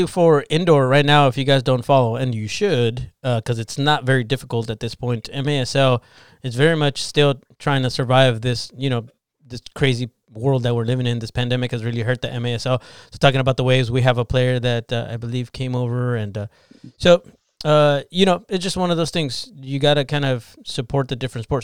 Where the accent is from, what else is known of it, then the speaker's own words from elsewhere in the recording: Imperial Valley, California, United States; I'm from Imperial Valley